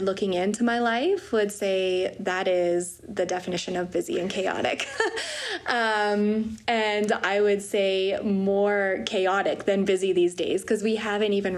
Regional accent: Wetaskiwin, Alberta, Canada; also born or lived in Peace River, Alberta; I grew up in Wetaskiwin, Alberta.

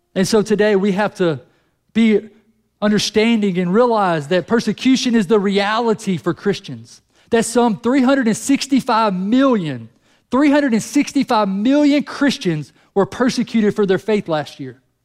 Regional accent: United States; we're American

